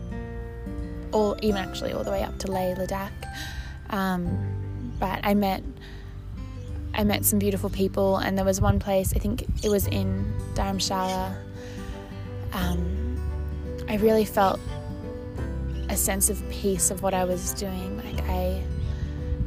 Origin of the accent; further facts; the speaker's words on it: Brisbane, Queensland, Australia; coming back to Brisbane, to my hometown